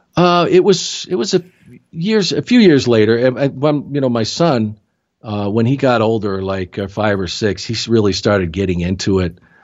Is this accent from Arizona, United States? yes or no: yes; Tucson, Arizona, United States; I grew up in Tucson, Arizona, where I live now.